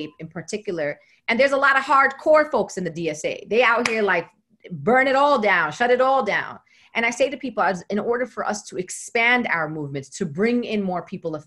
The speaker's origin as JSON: {"language": "English", "town": "New York City", "region": "New York", "country": "United States", "said": "I am from Brooklyn"}